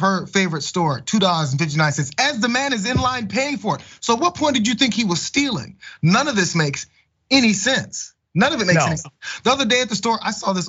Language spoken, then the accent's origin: English; St. Louis, Missouri, United States; We're growing up in St. Louis